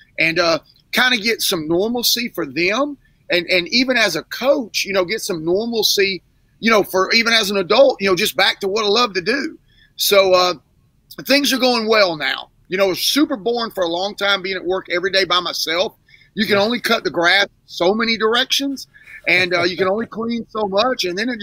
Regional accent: Pensacola, Florida, United States; moved away as an adult; also born or lived in Mississippi / Louisiana; I'm born and raised in Pensacola, Florida, went to Tate High School

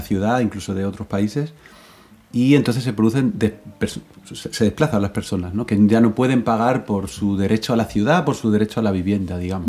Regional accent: Extremadura, Spain; en mi tierra, en Extremadura

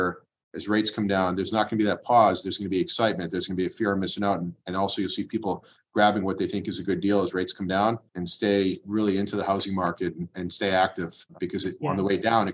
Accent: Watertown, Massachusetts, United States; also born or lived in Waltham / Belmont; local guy raised here in Watertown, went to school in Waltham and live in Belmont now

